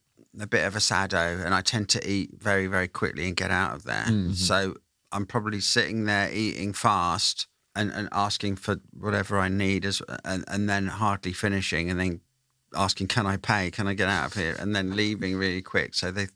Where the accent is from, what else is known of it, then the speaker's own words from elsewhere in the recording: Derby, East Midlands, United Kingdom; moved away; I'm from Darbspondon, Derby originally